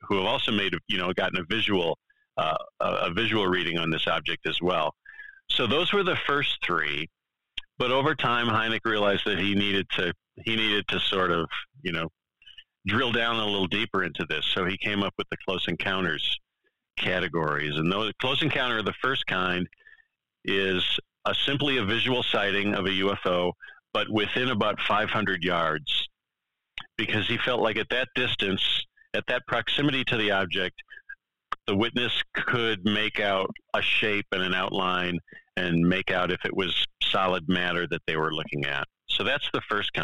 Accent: Wisconsin, United States; the Yerkes Observatory in my home state of Wisconsin. And I used to live about 20 minutes from the Yerkes Observatory

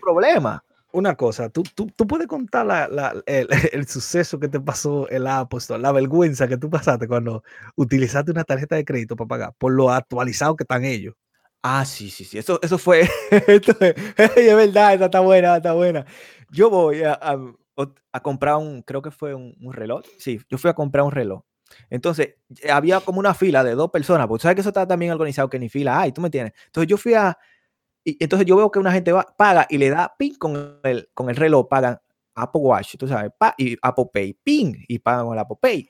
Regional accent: Dominican Republic; now in United States; Ya yo soy dominicana.

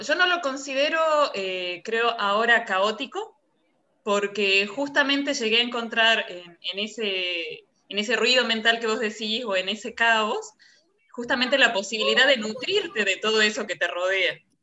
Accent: Salta, Argentina; now in France; Argentina yo vengo de Salta

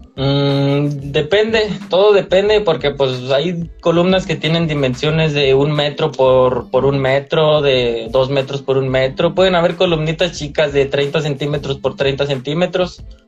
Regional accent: San Luis Potosí, Mexico; now in Monterrey, Mexico; En San Luis Potosí, soy originario de San Luis Potosí

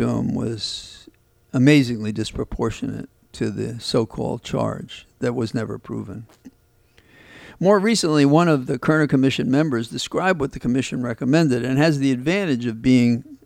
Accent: New York City, New York, United States; I'm a kid from the South Bronx

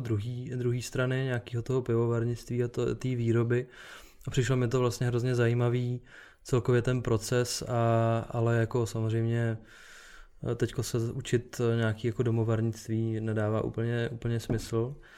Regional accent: Czechia; u nás v Čechách

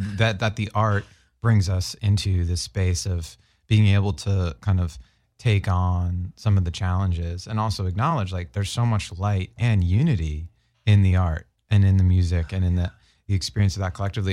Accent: Boston, Massachusetts, United States; growing up in Boston

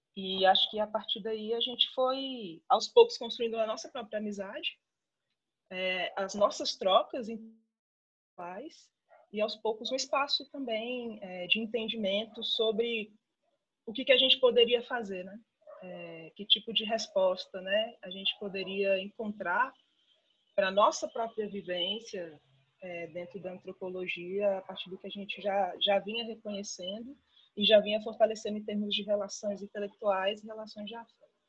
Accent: Brasília, Federal District, Brazil; eu sou de Brasília e fiz toda a minha, toda a minha formação acadêmica de graduação, mestrado e doutorado aqui na UNB

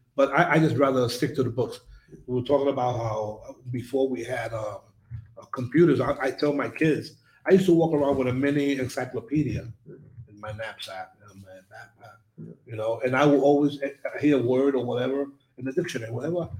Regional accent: New York, United States; the most significant individual when I was growing up in New York was my teacher

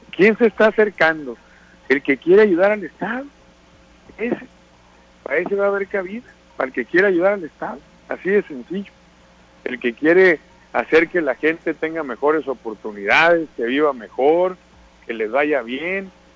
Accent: Sinaloa, Mexico; los sinaloenses somos mexicanos

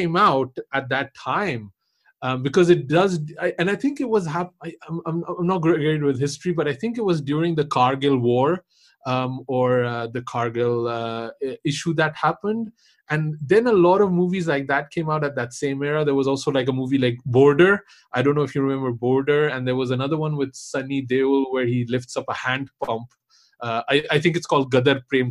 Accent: Pakistan; I'm also Pakistani

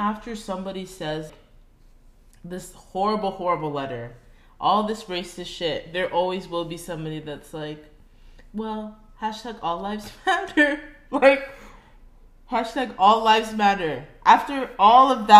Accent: Florida, United States; I'm American

